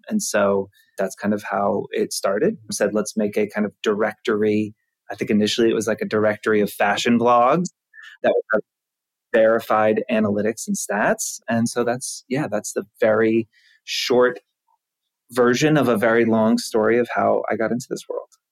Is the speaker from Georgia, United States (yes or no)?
yes; Georgia, United States; now in New York, United States; I'm from Georgia